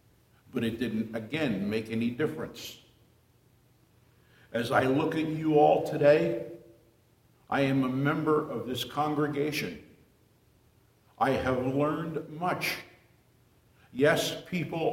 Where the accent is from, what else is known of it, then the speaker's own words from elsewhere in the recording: New Jersey, United States; moved away as an adult; also born or lived in Miami, Florida; I was born in a small town in New Jersey in 1942 to a very strict Catholic mother and father